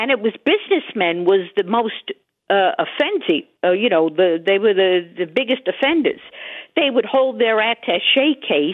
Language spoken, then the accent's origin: English; New York City, New York, United States; now in Lindenhurst, United States; I lived in Manhattan all my life, and I grew up in Greenwich Village